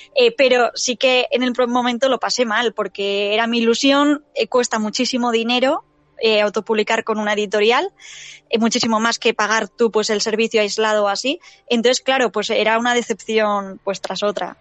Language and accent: Spanish; San Sebastián, Basque Country, Spain; soy de San Sebastián